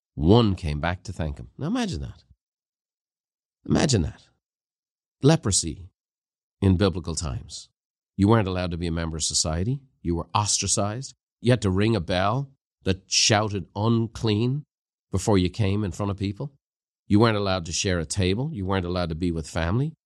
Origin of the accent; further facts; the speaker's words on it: Ireland; the culture I grew up in Ireland